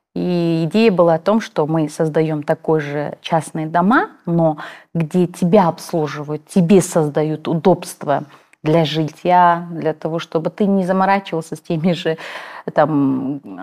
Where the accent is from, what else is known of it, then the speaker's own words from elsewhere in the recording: Kazakhstan; first language Kazakh; Russian is a second language; мы живем, родились в Казахстане, хотим развиваться в Казахстане